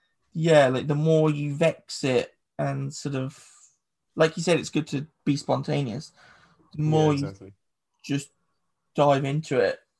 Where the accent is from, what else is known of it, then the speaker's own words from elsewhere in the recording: England, United Kingdom; first language English; English people is that we speak English